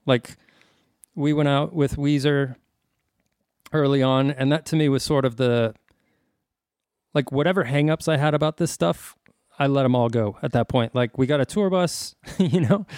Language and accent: English; El Paso, Texas, United States; I'm a kid from El Paso